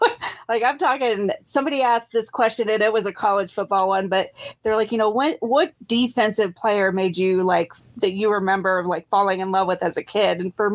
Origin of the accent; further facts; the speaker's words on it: Nebraska, United States; So I'm born and raised in Nebraska.